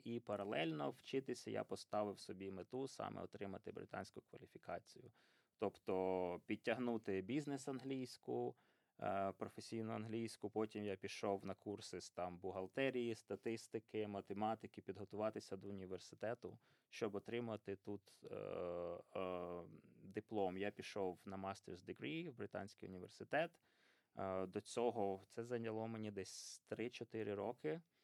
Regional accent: Poltava, Poltava Oblast, Ukraine; moved away as an adult; also born or lived in Pyriatyn district; now in United Kingdom; Я народився на Пирятинщині, там до п'яти років жив. Е, потім батьки отримали квартиру в Полтаві, переїхав до Полтави

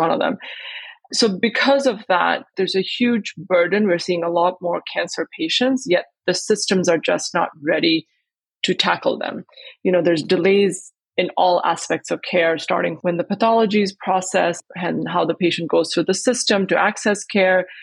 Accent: India; moved away as an adult; also born or lived in Botswana; I grew up in India

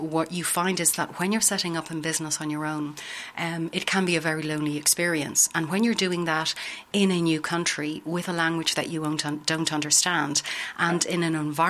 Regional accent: Ireland; accent: Irish; moved away as an adult; now in Netherlands; As you can hear from my accent, I'm Irish

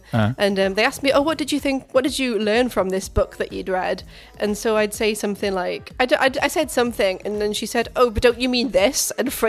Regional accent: Wales, United Kingdom; I'm only Welsh.

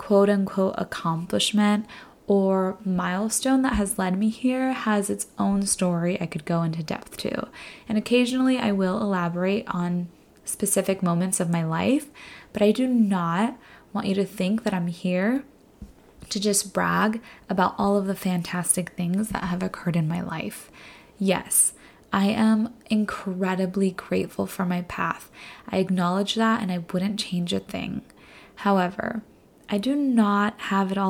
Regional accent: Fresno, California, United States; also born or lived in Los Angeles, California; I was born and raised in Fresno, California. I left home at 18 for college, went to UCLA

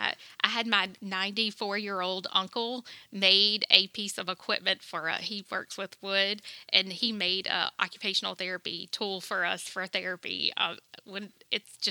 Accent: Denham Springs, Louisiana, United States; born and raised in Denham Springs

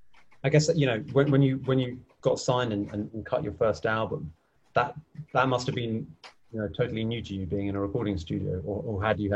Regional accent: London, United Kingdom; now in Italy; I'm from Fulham. From Fulham.

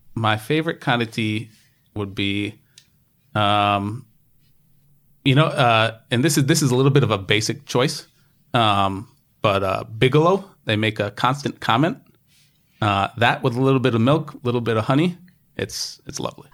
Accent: United States; now in New York, United States; me just being the American I am

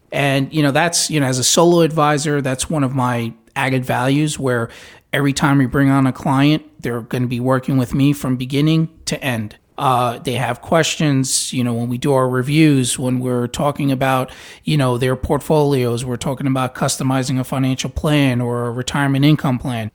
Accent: New York, United States; now in Tampa, United States; I'm from New York

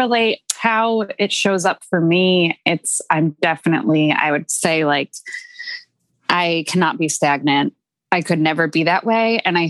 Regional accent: Massachusetts, United States; moved away as an adult; now in Fort Lauderdale, United States; I'm from Massachusetts, but I just realized like, I can't be here anymore.

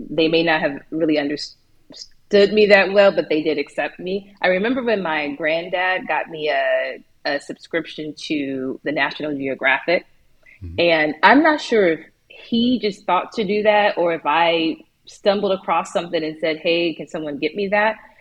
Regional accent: Chicago, Illinois, United States; moved away; also born or lived in Portugal; I grew up in the South Side of Chicago.

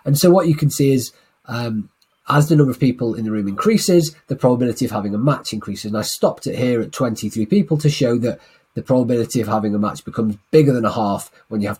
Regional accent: Manchester, North West England, United Kingdom; my hometown of Manchester

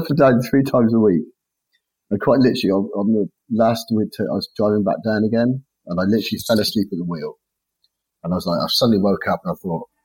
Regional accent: Launceston, South West England, United Kingdom; also born or lived in Devon; we come from a place called Launceston where I was born in Cornwall.

